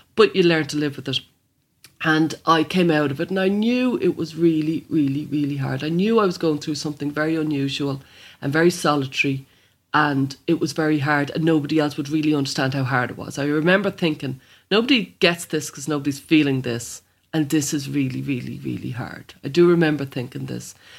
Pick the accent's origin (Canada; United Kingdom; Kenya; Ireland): Ireland; Dublin, Leinster; I'm from Blanchardstown